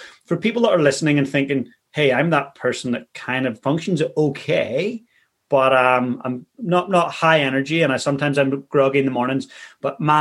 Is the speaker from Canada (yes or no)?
no; Ireland; now in New Zealand; I live in New Zealand, being a Kiwi, or growing up in Ireland, being Irish